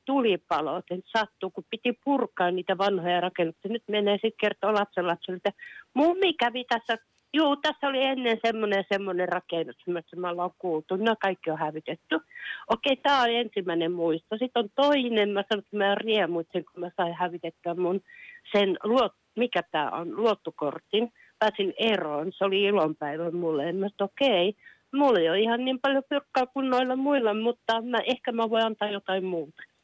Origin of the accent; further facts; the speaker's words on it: Kuopio, North Savo, Finland; now in Kirkkonummi, Finland; rakkaasta kotikaupungistani Kuopiosta. Et mä olin lapsi